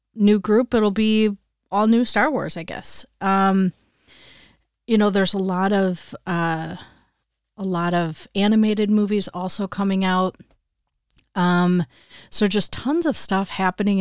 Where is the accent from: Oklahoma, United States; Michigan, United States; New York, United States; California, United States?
Michigan, United States; now in Wisconsin, United States; growing up in the Midwest my whole life, I would say when I was younger and living in Michigan, we always had snow at Christmas